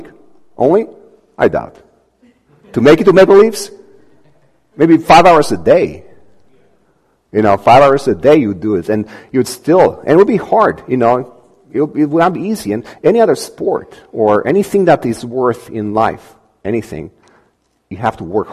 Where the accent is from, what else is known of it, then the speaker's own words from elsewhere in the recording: Romania; moved away; we come from Romania